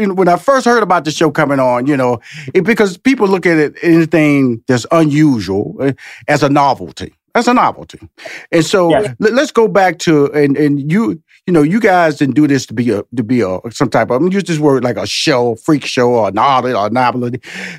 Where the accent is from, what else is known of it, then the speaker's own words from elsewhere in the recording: Texas, United States; because I came from Fifth Ward and I went to college and we come from a, you know, I wouldn't say impoverished, but we was a, wasn't middle class.